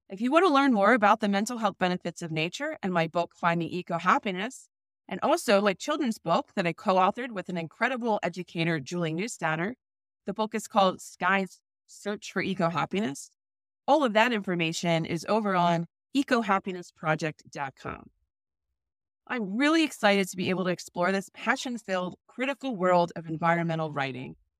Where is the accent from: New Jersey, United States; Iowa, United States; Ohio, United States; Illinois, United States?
New Jersey, United States; I grew up in New Jersey.